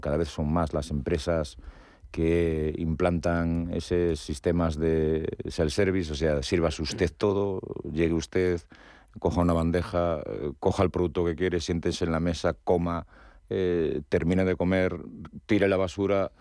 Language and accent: Spanish; Galicia, Spain; yo que soy gallego